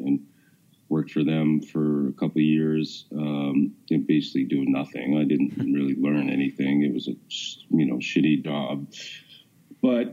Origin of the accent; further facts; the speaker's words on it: Boston, Massachusetts, United States; also born or lived in New York / Washington, D.C.; I've lived in Massachusetts. I grew up here.